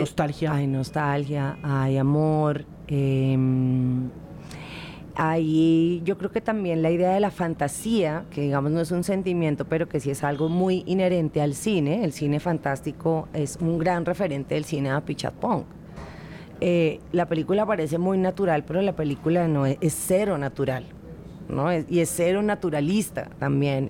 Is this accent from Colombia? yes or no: yes; Colombia; nosotros como colombianos